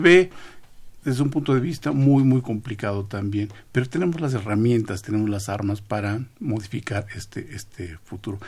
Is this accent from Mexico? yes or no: yes; Mexico; somos todos mexicanos